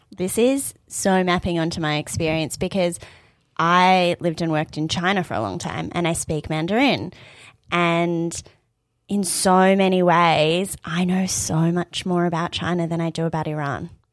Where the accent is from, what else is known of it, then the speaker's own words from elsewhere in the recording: Australia; I'm Iranian Australian